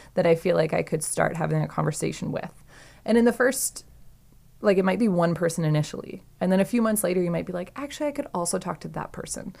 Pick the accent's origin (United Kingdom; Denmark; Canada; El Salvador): Canada; Saskatchewan; I'm from Saskatchewan